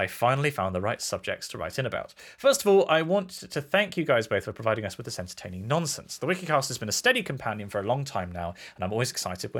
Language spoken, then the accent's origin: English; Kempten, Bavaria, Germany; English is a second language; a small gem of an article from my hometown in Germany, Kempten.